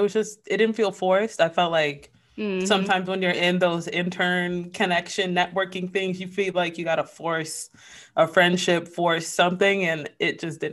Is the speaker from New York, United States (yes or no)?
yes; New York, United States; I'm a New Yorker.